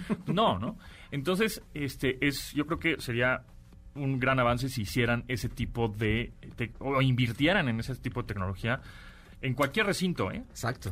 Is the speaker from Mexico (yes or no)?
yes; Mexico